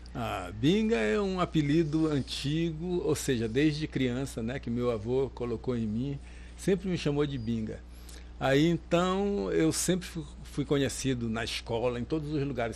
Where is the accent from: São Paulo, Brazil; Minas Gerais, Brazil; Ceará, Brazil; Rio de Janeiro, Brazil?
Rio de Janeiro, Brazil; moved away as an adult; also born or lived in Maranhão; now in Salvador, Brazil; Eu nasci no Maranhão, e foi criada, criado grande parte no Rio de Janeiro e, vou, e vim do Rio para cá